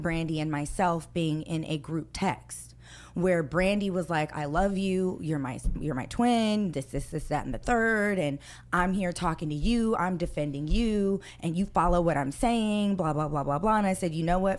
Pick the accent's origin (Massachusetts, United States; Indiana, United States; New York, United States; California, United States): California, United States; Los Angeles; I grew up in Hollywood.